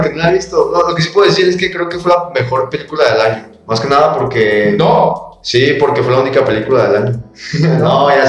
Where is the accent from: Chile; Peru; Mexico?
Mexico; Como mexicano nos fascinó, ¿no?